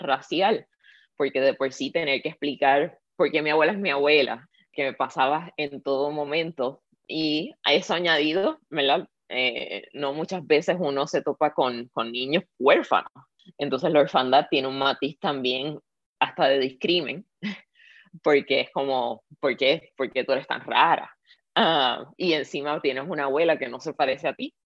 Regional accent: Puerto Rico; Yo nací en Puerto Rico y me crié con esa abuela.

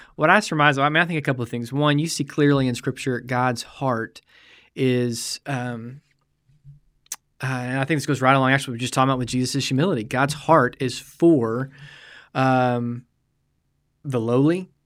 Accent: United States; as American believers

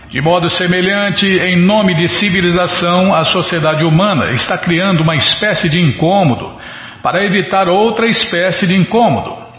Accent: Ribeirão Preto, São Paulo, Brazil; moved away; Em Ribeirão não tinha disso, não. Na minha cidade, na minha terra natal

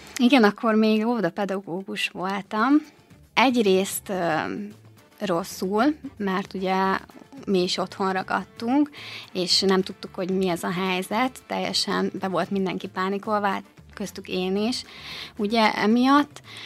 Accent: Gyula, Békés, Hungary; moved away as an adult; now in Békéscsaba, Hungary; Én egyébként gyulai vagyok

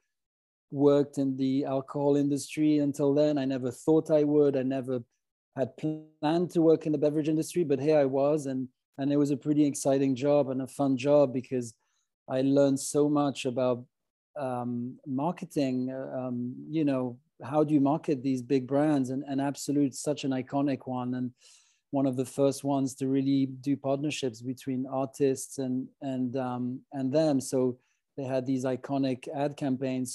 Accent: Geneva, Switzerland; moved away as an adult; also born or lived in London; I grew up in the French-speaking parts of Switzerland, primarily in Geneva.

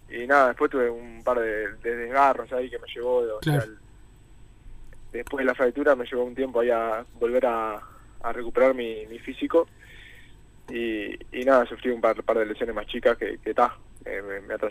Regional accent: San Jacinto, Canelones, Uruguay; No, San Jacinto.

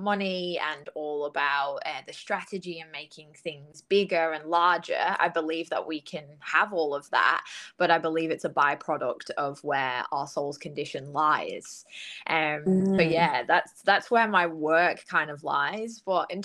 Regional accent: United Kingdom; moved away as an adult; now in Gold Coast, Australia; I'm from the UK, in case anybody didn't pick up on my accent.

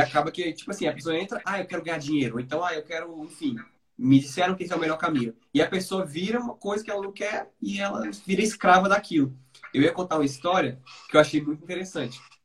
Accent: Brasília, Federal District, Brazil; Eu sou de Brasília

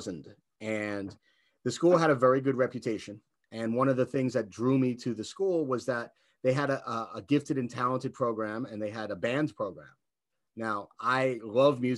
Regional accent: New York City, New York, United States; moved away; I grew up in the Bronx and then we moved upstate

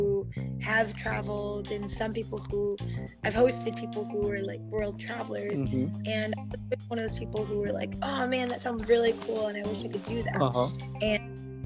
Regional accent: Midwest, United States; I grew up in the Midwest

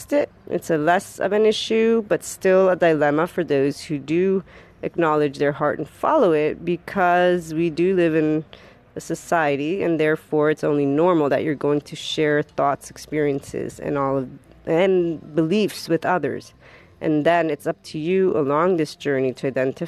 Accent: Florida, United States; I am actually from the Sunshine State

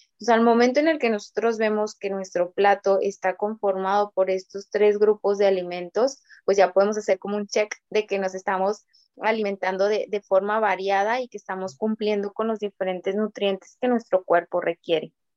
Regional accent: Mexico; yo siendo mexicana

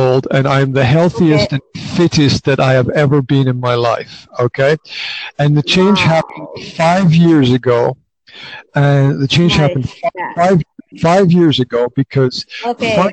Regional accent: Scotland, United Kingdom; now in Banská Bystrica, Slovakia; Originally, I'm from Scotland

